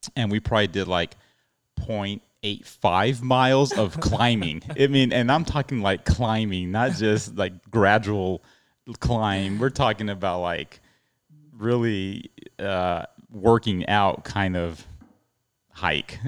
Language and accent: English; El Paso, Texas, United States; I'm from El Paso, Texas